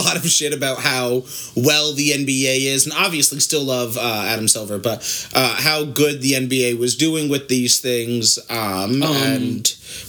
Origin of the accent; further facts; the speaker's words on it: Ireland; Obviously, I'm Irish.